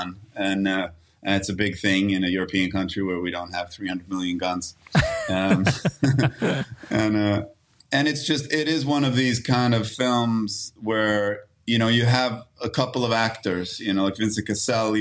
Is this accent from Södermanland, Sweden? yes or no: no; Stockholm, Stockholm County, Sweden; moved away as an adult; now in United States; I grew up on the south side of Stockholm